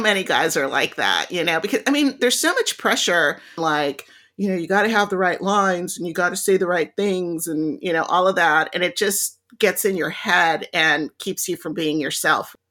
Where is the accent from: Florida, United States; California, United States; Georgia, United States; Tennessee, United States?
California, United States; Lomita; I grew up in Lomita